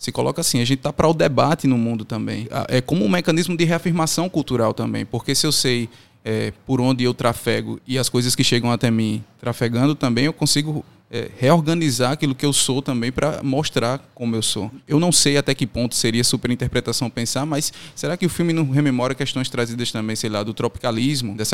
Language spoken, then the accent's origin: Portuguese; Juazeiro do Norte, Ceará, Brazil; Eu brinco com um amigo meu que eu sou de Juazeiro do Norte, ele é de Salgueiro, Pernambuco, e a gente tem mais em comum do que eu teria, por exemplo, com as pessoas de Fortaleza